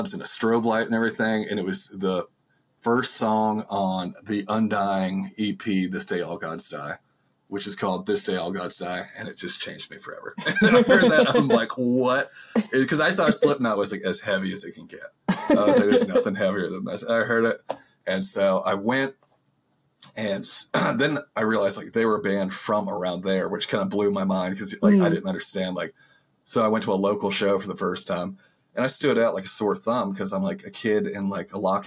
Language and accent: English; outside Winston-Salem, North Carolina, United States; I'm from Winston-Salem, but I'm like from outside of Winston-Salem, North Carolina, in like a small town